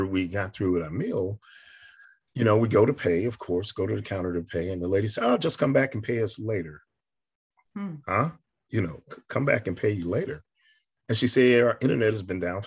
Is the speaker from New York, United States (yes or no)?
yes; New York, United States; I'm a kid from New York